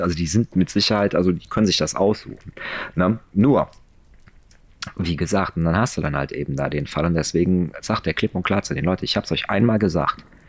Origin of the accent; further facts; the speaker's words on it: Germany; bei uns in Deutschland